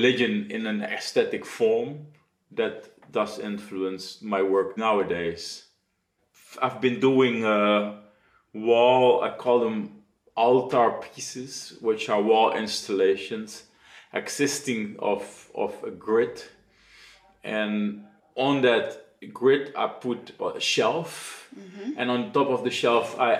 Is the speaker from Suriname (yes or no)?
yes; Suriname; moved away as an adult; now in Netherlands; Being born and raised in Suriname